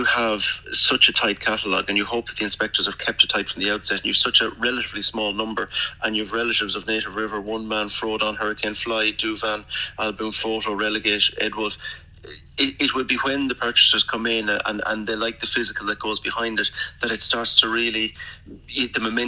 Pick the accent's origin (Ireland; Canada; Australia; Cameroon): Ireland; Sligo, Connacht; I'm based from Sligo